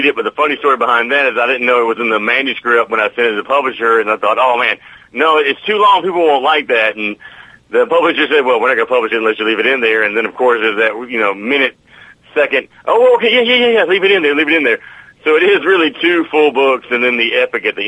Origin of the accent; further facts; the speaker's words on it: the South, United States; I'm from the South